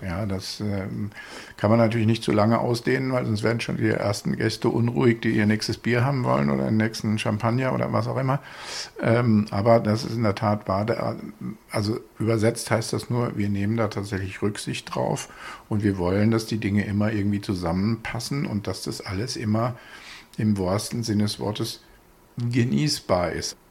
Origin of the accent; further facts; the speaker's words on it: Bad Homburg, Hesse, Germany; in meiner Heimatstadt ihr Büro, nämlich in Bad Homburg